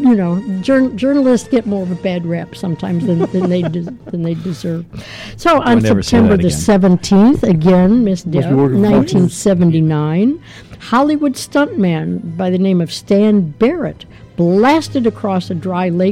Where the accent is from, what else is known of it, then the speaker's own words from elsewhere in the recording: Canada; I am a Canadian